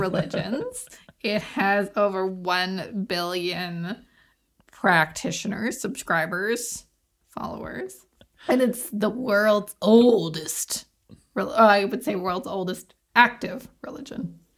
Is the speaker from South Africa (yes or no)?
no; Canada; accent: Canadian; my Canadian accent